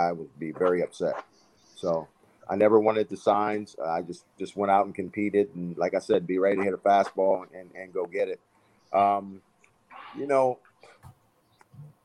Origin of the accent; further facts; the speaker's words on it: Washington, District of Columbia, United States; moved away; also born or lived in Maryland; I'm from the Washington, D.C. area. Then we moved to Maryland.